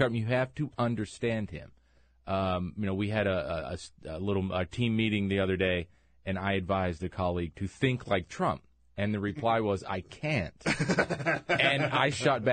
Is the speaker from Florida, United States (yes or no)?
no; rural North Carolina near Charlotte, United States; having grown up in rural North Carolina near Charlotte